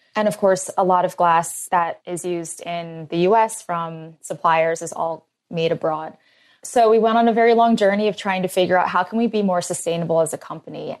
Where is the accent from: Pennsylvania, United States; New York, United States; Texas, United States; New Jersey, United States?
Pennsylvania, United States; Philadelphia; I grew up in Philly